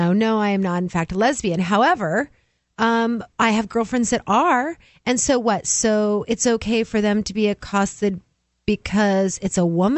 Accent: New Hampshire, United States; I am from New Hampshire.

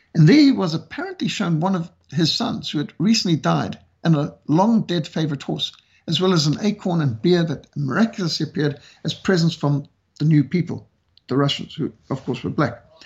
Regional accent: South Africa; South Africa, country where I live now, my, my home country, South Africa

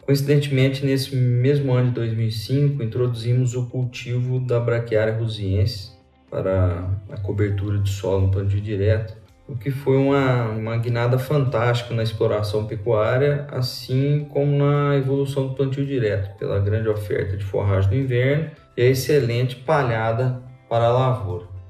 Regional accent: Lavras, Minas Gerais, Brazil; moved away as an adult; also born or lived in southern Mato Grosso do Sul; now in Mato Grosso do Sul, Brazil; sou mineiro de Lavras, formado na UFLA

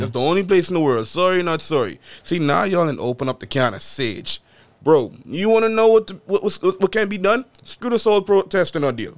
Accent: Bahamas; moved away as an adult; born and raised in the Bahamas

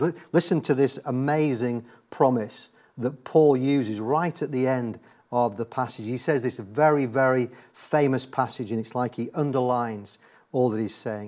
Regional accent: Yorkshire and the Humber, United Kingdom; I was raised in God's own county of Yorkshire

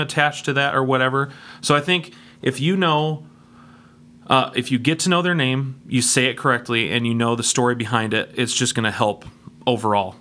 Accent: Denver, Colorado, United States; I was born in Denver, Colorado

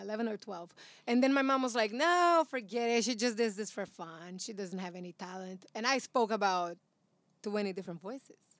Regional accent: São Paulo, Brazil; English is a second language; now in United States; I am from Brazil

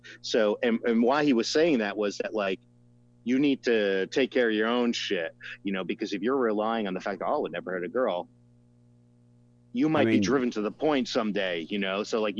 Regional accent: New Jersey, United States; also born or lived in San Francisco; in Jersey, where I grew up in North Jersey, pretty much it's all Jewish and all Italian

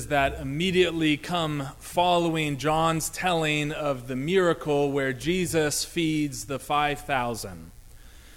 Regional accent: Dayton, Ohio, United States; my hometown of Dayton, Ohio

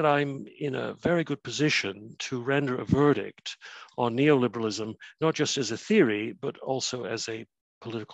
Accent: Canada; now in Cardiff, United Kingdom; You'll be able to tell from my funny accent that I'm neither Welsh nor even British. I come from Canada originally

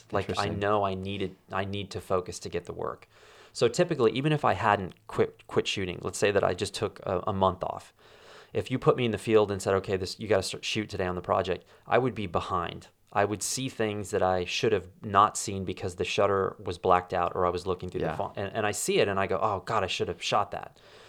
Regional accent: Wyoming, United States; I found out that the place that I grew up in Wyoming was just subdivided.

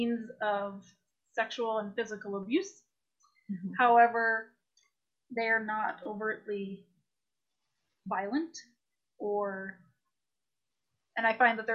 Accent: Toronto, Ontario, Canada; I grew up in Toronto area, Scarborough, Oshawa area

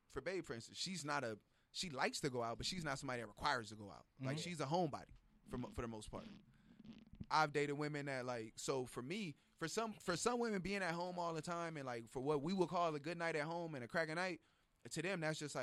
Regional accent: Los Angeles, California, United States; I'm from Watts

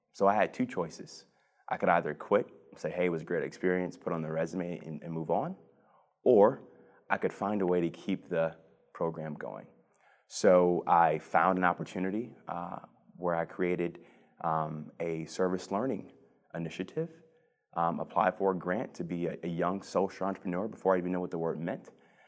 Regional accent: Cleveland, Ohio, United States; So I was born and raised in the Mount Pleasant neighborhood on the southeast side of Cleveland.

